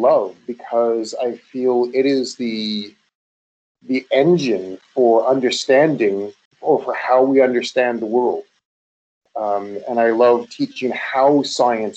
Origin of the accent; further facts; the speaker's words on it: Canada; moved away as an adult; also born or lived in United States; I'm Canadian